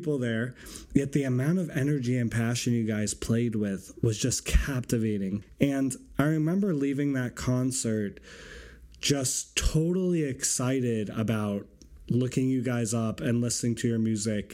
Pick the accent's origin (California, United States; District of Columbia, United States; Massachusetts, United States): Massachusetts, United States; Boston; I'm from Boston